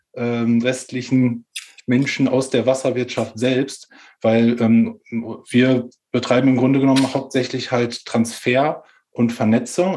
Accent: Ahaus, North Rhine-Westphalia, Germany; also born or lived in Magdeburg; ich komme äh, ursprünglich aus Ahaus, das ist im Münsterland

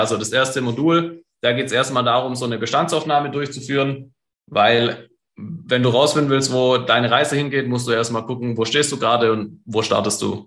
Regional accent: Stuttgart, Baden-Württemberg, Germany; einen guten Stuttgarter

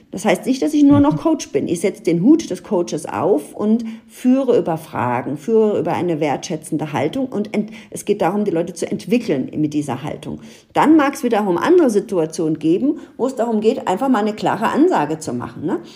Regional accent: Ludwigshafen, Rhineland-Palatinate, Germany; ich bin ja in Ludwigshafen aufgewachsen

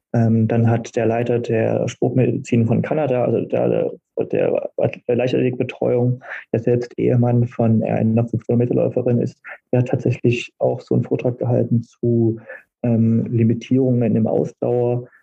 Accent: Berlin, Germany; in meiner Heimatstadt

